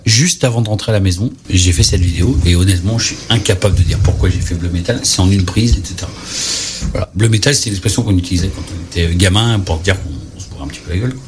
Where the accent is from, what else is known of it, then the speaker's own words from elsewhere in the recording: Saint-Étienne, Auvergne-Rhône-Alpes, France; also born or lived in near Lyon (birthplace); je suis stéphanois